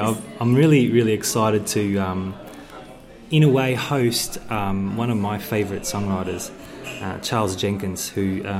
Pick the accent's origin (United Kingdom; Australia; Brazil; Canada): Australia; Moe, Victoria; in my hometown, actually, of Moe